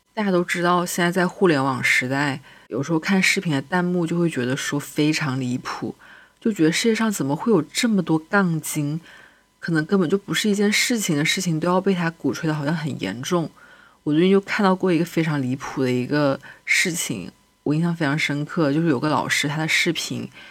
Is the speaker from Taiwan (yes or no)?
no; China; 身为一个中国人